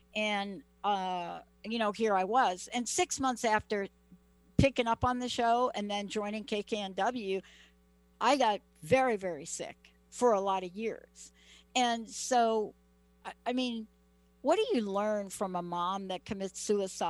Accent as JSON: {"language": "English", "region": "New York", "country": "United States", "also_born_or_lived": "Seattle", "moved": "as an adult", "said": "I'm from New York"}